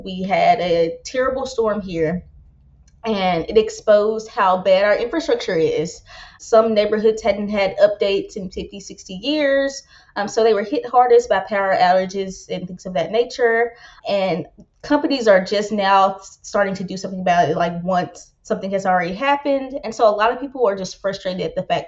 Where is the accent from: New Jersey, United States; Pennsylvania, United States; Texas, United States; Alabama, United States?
Alabama, United States; moved away as an adult; now in Memphis, United States; I'm based out of Memphis, Tennessee, born and raised in Alabama